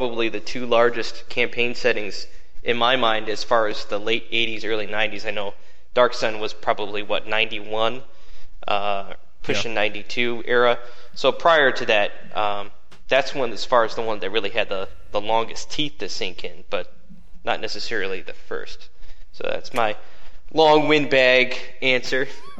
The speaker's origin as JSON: {"language": "English", "town": "Detroit", "region": "Michigan", "country": "United States", "tie": "born or raised there", "said": "growing up in the Detroit area"}